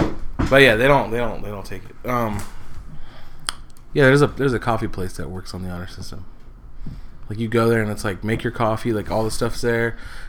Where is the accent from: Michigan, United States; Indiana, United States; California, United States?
Michigan, United States; I'm from Michigan